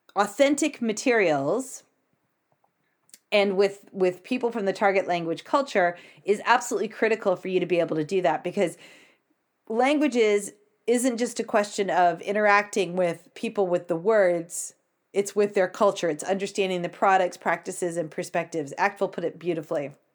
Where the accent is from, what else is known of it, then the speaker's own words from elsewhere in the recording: United States; I'm American